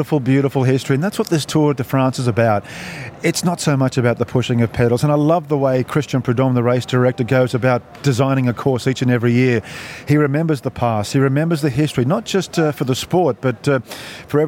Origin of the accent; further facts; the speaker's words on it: Australia; We are Australians